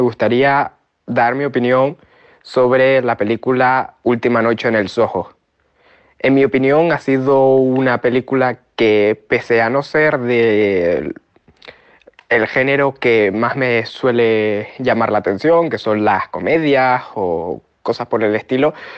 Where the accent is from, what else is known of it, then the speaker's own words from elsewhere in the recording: Tenerife, Canary Islands, Spain; soy de Tenerife